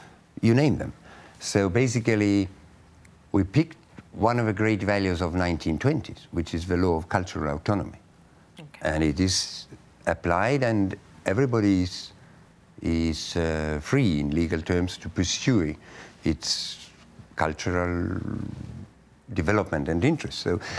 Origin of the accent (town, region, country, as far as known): Estonia